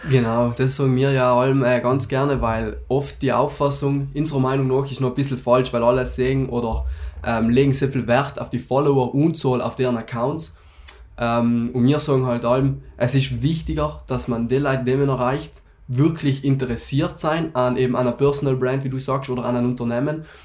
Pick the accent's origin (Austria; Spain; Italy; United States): Italy; South Tyrol, Trentino-Alto Adige; bei uns in Südtirol